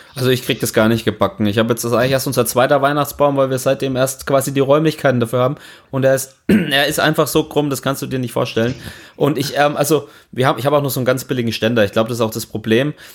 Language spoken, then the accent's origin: German; Franconia, Bavaria, Germany; als Franke